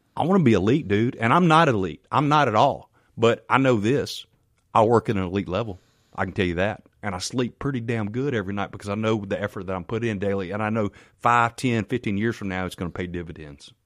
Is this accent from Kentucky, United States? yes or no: no; Canton, Mississippi, United States; also born or lived in Farm Haven, Mississippi; I'm from Canton, Mississippi